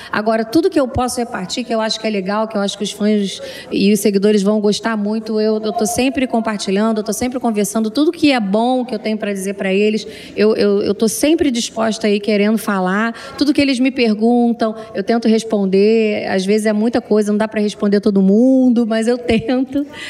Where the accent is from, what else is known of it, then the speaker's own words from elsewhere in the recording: Rio de Janeiro, Brazil; moved away; also born or lived in Fortaleza / São Paulo / Portugal; Fui criada no Rio de Janeiro, sou nascida em Fortaleza, criada no Rio de Janeiro e agora em São Paulo